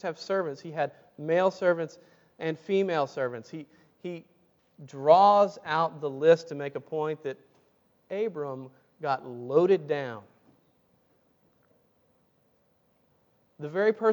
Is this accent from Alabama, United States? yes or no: yes; Tuscaloosa, Alabama, United States; I grew up in Tuscaloosa, Alabama.